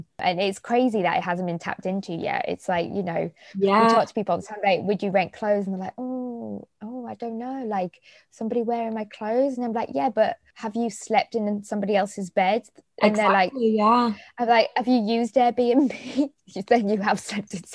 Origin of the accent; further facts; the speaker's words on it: Middlesbrough, North East England, United Kingdom; I'm from the north, I'm from Middlesbrough